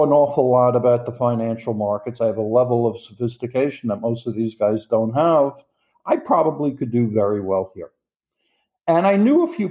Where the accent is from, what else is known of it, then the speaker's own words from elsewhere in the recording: New York, United States; I'm from New York in the United States.